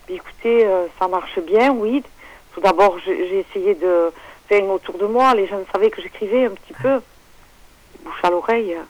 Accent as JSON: {"language": "French", "town": "Le Bousquet-d'Orb", "region": "Occitania", "country": "France", "said": "on est dans le Languedoc-Roussillon, dans les Hauts-Cantons, le Bousquet d'Orbe, dans l'Hérault, dans le 34"}